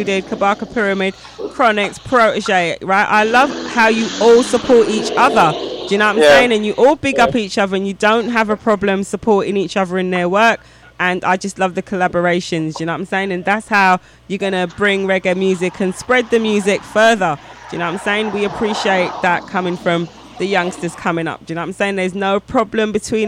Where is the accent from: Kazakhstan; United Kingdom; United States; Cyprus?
United Kingdom; England; I'm obviously English